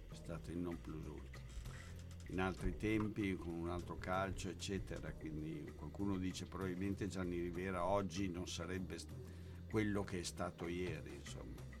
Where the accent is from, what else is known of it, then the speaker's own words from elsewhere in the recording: Emilia-Romagna, Italy; No, no, no, no, io no. sono romagnolo